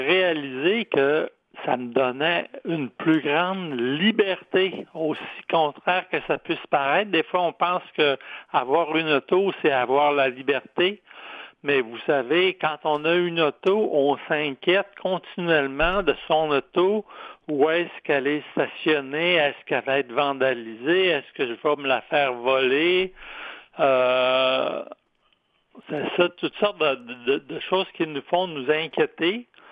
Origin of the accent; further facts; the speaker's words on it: Quebec City, Quebec, Canada; je suis de Québec